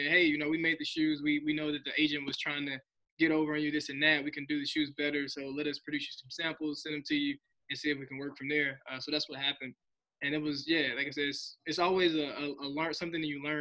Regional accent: Helena, Arkansas, United States; I'm from Arkansas, so I grew up in Helena, Southeast Arkansas

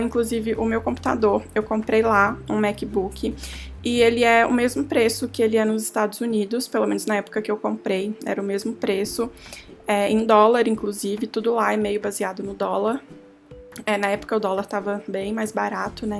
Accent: Minas Gerais, Brazil; Eu sou mineira

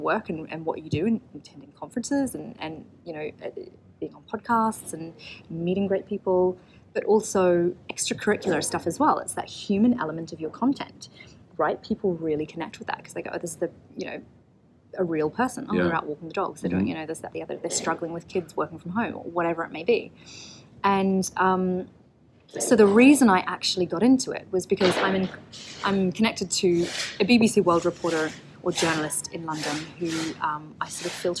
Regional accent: Auckland, New Zealand; moved away; I'm from Auckland in New Zealand originally

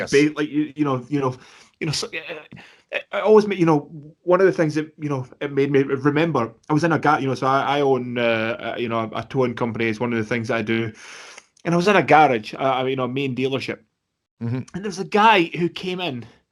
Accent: Scotland, United Kingdom; being Scottish

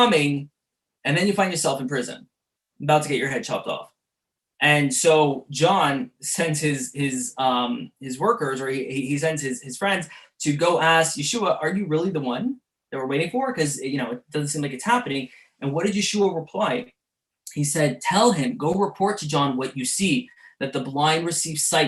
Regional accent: Montreal, Quebec, Canada; growing up in the Jewish suburbs of Montreal

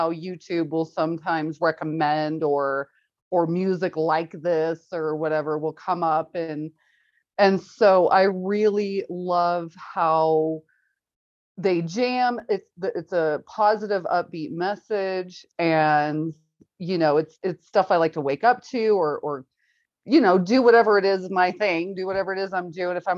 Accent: Kansas City, Missouri, United States; I grew up in Kansas City, Missouri side.

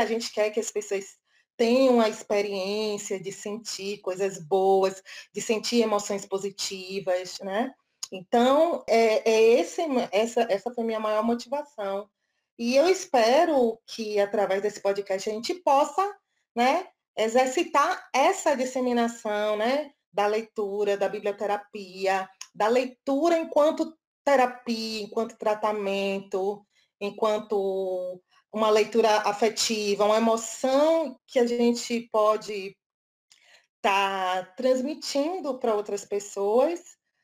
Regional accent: Bahia, Brazil; nasci na Bahia

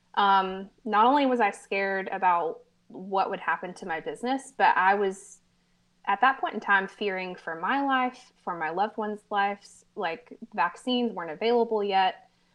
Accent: Americus, Georgia, United States; moved away as an adult; now in Americus, United States; we moved back to my hometown, um, known as Americas, Georgia

